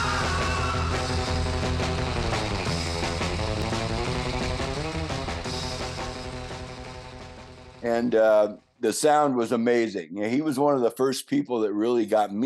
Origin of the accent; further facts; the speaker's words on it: California, United States; also born or lived in Hawaii; I'm from born and raised in California